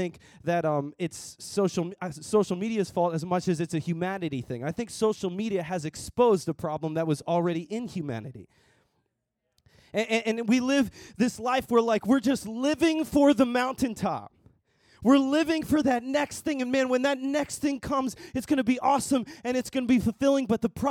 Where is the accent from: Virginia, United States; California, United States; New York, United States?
New York, United States; Long Island; also born or lived in Dallas, Texas; I grew up here in Long Island